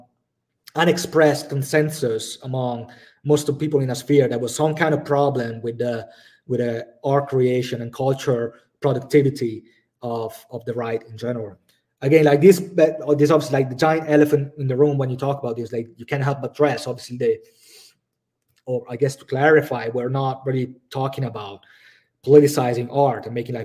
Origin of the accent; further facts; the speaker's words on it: Italy; now in Budapest, Hungary; I live in Budapest currently, but like, I come from Italy